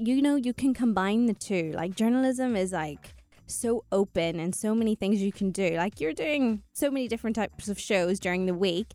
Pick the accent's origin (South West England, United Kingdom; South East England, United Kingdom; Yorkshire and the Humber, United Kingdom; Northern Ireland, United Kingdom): Northern Ireland, United Kingdom; moved away as an adult; now in United Arab Emirates; I moved to the UAE 14 years ago. Born and raised in Northern Ireland